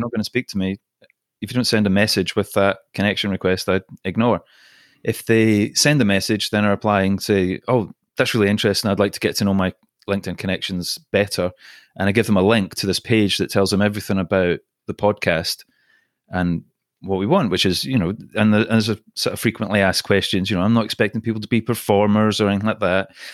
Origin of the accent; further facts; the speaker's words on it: Scotland, United Kingdom; accent: Scottish; also born or lived in Singapore / London; now in Los Angeles, United States; My accent is Scottish. I was born in Singapore